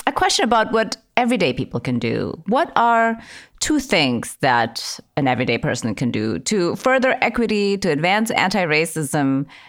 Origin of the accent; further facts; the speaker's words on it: Indonesia; also born or lived in Idaho, United States; now in United States; So I'm originally from Indonesia, and I came here actually as an exchange student. I lived in a very, very super white village in rural Idaho.